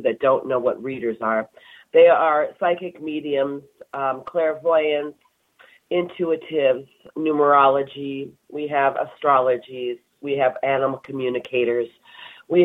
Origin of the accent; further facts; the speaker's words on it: California, United States; now in Wisconsin, United States; I'm from California originally, so we didn't have the changing of the season